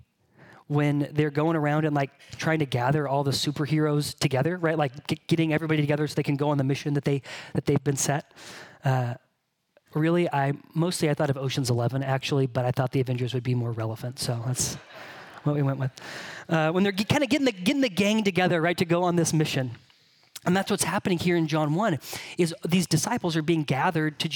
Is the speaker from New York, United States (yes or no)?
no; Bakersfield, California, United States; moved away; what I tell people when they ask where I'm from is I'm from California